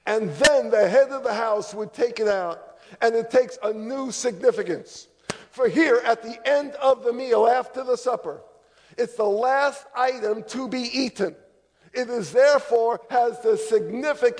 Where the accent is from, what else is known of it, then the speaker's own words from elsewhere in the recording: New York, United States; now in Charlotte, United States; I grew up in New York, but I repented all the way down to Charlotte